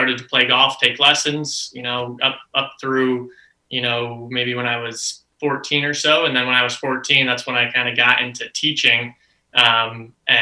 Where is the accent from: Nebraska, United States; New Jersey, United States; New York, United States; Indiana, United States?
New York, United States; Saratoga Springs; now in Orlando, United States; I grew up in Saratoga Springs, which is about 3 hours north of New York City